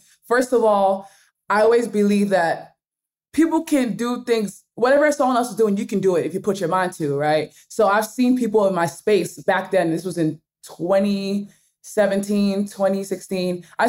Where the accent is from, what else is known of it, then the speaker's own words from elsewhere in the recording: Nigeria; accent: Nigerian; I'll read words with my Nigerian accent because I kind of switch back to my Nigerian accent.